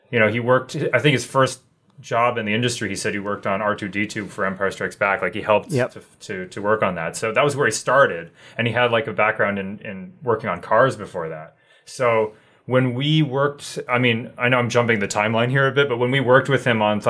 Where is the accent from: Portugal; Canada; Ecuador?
Canada; we're Canadian